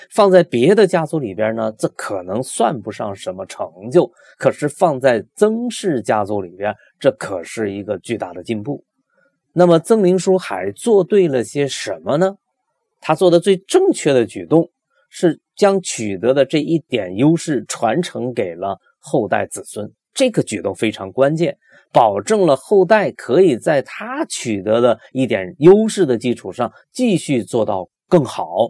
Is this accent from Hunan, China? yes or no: yes; Loudi, Hunan, China; 我的家乡就是湘军故里